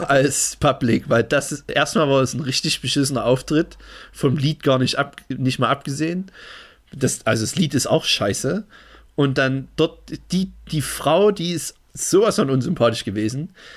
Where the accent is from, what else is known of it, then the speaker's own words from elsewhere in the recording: Germany; Ich bin Deutscher.